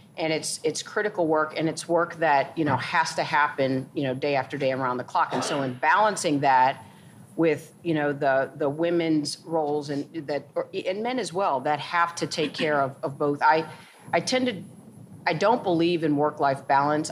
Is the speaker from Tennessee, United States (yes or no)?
no; St. Louis, Missouri, United States; moved away as an adult; also born or lived in New York; I grew up in St. Louis, Missouri